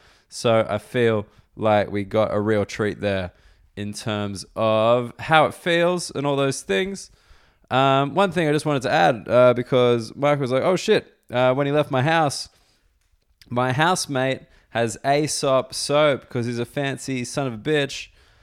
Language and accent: English; London, United Kingdom; And I'm from London